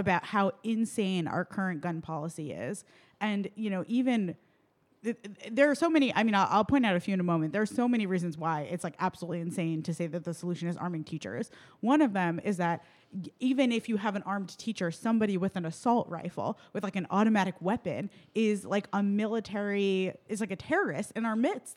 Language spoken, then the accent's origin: English; New York City, New York, United States; now in Milwaukee, United States; I'm originally from New York City